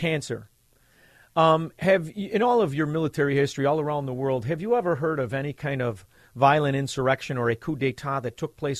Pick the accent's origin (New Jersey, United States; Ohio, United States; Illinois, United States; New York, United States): Illinois, United States; Chicago; We're from Chicago. I'm from Chicago.